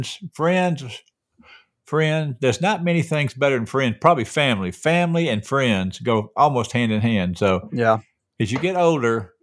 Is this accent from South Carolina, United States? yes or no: no; Atlanta, Georgia, United States; I grew up in Atlanta